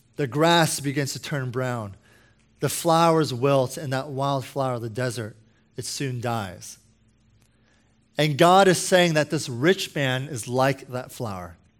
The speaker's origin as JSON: {"language": "English", "country": "United States", "said": "I'm American"}